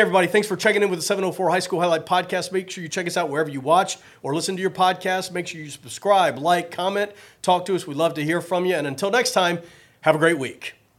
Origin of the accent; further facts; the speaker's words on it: Richmond, Virginia, United States; moved away; I grew up in Richmond, Virginia